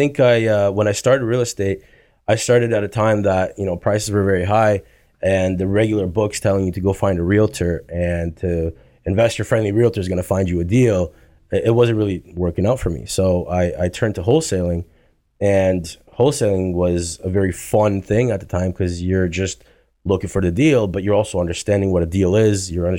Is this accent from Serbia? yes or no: yes; Serbia; born there; No, I was born in Serbia.